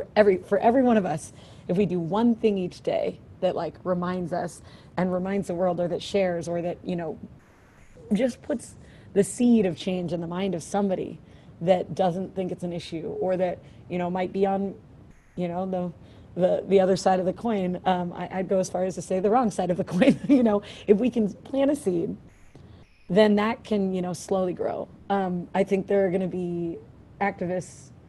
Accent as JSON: {"language": "English", "town": "Philadelphia", "region": "Pennsylvania", "country": "United States", "tie": "born or raised there", "moved": "as an adult", "lives_now": "Alaska, United States", "said": "growing up as a Philadelphian, you know, we had a lot of black white, you know, disparity, crazy race relations in Philadelphia"}